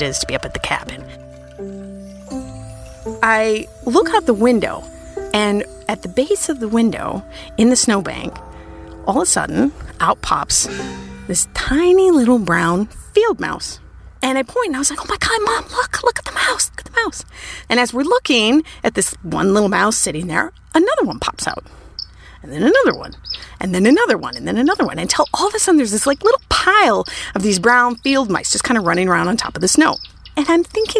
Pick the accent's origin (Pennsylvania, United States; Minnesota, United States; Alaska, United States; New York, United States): Minnesota, United States; I grew up in Minnesota, and in Minnesota, lots of people have cabins next to lakes